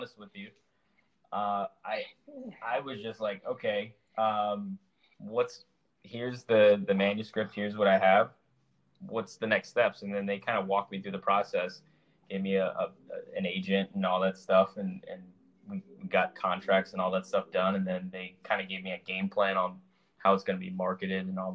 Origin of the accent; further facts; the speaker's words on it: California, United States; now in Charlotte, United States; growing up in California and then later on moving to Charlotte, North Carolina